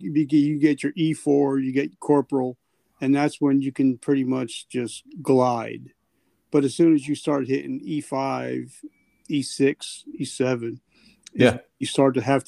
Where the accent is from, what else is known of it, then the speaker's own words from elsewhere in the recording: New Jersey, United States; I'm in Jersey right now. I grew up in Jersey.